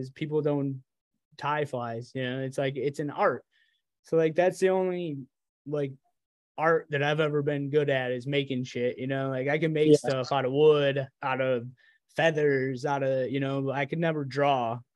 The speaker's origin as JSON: {"language": "English", "region": "New York", "country": "United States", "said": "I live as far away from you as New York City as you can get"}